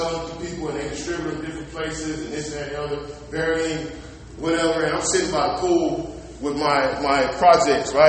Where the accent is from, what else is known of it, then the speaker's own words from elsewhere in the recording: Aldine, Texas, United States; I'm from Aldine, Mailrock. Aldine, Mailrock, didn't graduate with no special training